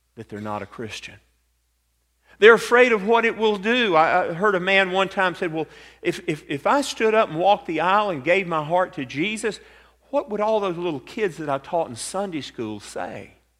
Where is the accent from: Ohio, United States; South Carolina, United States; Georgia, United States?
Georgia, United States; Atlanta; growing up in Atlanta, Georgia